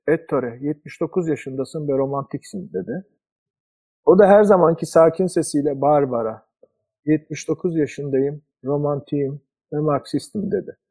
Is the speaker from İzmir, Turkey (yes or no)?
yes; Izmir, Turkey; moved away; Ben de ne kadar zamandır İzmir'in uzağındayım.